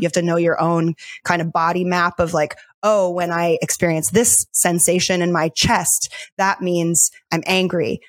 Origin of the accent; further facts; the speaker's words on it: Delaware, United States; moved away as an adult; also born or lived in New York City; I was born and raised in Delaware